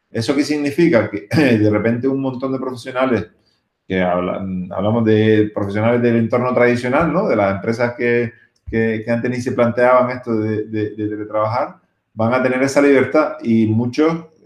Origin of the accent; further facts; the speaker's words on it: Canary Islands, Spain; Nosotros como canarios, eh, pues obviamente esto lo damos por, por, por sentado, ¿no?